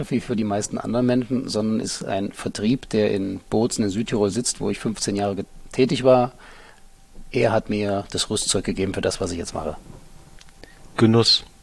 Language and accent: German; Halle an der Saale, Saxony-Anhalt, Germany; moved away; ich komme ursprünglich aus Halle an der Saale, also aus Ostdeutschland. Bin kurz vor der Wende dann nach Hannover gegangen. Danach habe ich in Köln studiert